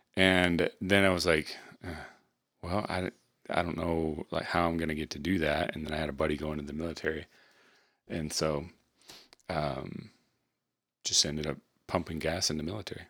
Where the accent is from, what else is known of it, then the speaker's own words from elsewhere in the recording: Michigan, United States; we were raised in Michigan